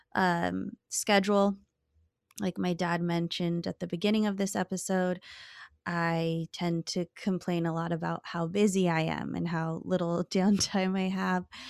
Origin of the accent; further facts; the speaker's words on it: California, United States; growing up in California